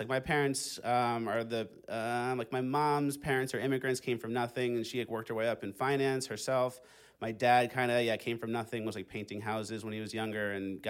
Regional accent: Long Island, New York, United States; Long Island originally.

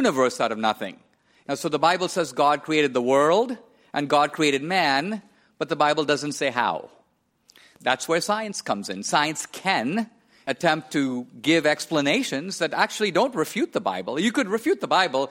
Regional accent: India; I was born and raised in India.

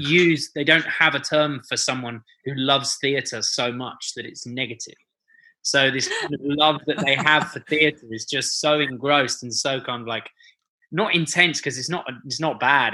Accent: London, United Kingdom; I'm such a London boy. I was born and bred in London, so this is this is my home

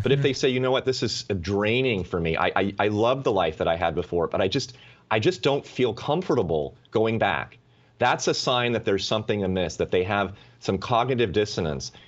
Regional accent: United States; as an American, as a citizen

